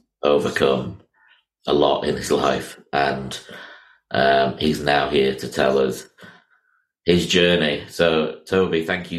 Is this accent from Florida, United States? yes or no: yes; Miami, Florida, United States; I was born in Miami myself